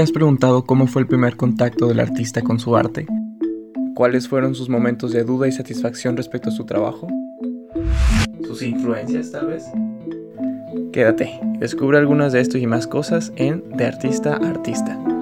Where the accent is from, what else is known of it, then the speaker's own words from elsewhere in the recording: Agua Prieta, Sonora, Mexico; moved away as an adult; now in Hermosillo, Mexico; actualmente estoy en Agua Prieta, mi ciudad natal, aunque yo resido en Hermosillo ya desde hace un tiempo